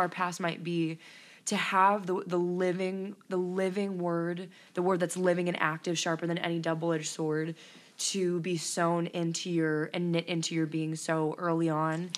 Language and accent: English; Elkhart, Indiana, United States; moved away as an adult; now in Stark County, Indiana, United States; I'm originally from Elkhart, Indiana, and I thought that was a small town